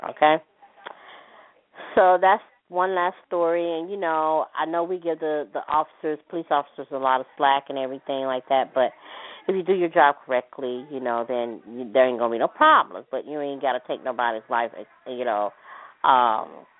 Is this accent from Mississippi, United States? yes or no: yes; Hattiesburg, Mississippi, United States; in my hometown in Hattiesburg